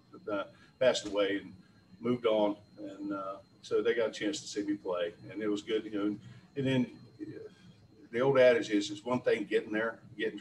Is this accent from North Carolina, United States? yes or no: yes; North Carolina, United States; I grew up in North Carolina.